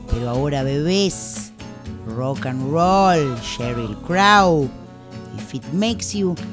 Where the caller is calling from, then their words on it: Lanús, Buenos Aires Province, Argentina; Hola, tiro al aire.